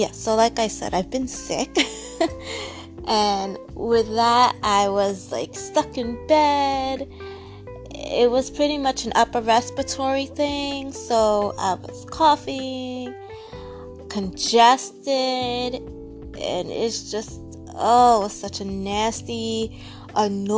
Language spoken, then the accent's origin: English; New York, United States; moved away as an adult; now in Florida, United States; I currently live in Florida. It's going on 4 years. And I've always lived in New York. I'm a New Yorker